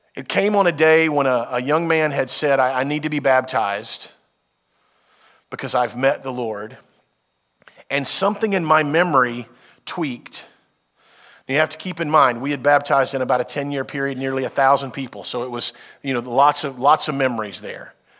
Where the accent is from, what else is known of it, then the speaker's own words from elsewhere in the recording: United States; as a Westerner, as an American